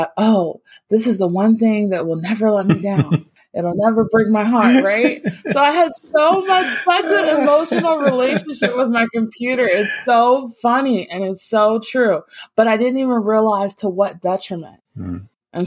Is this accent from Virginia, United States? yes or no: yes; Virginia, United States; moved away; also born or lived in Florida; growing up in Virginia and actually moving down to Florida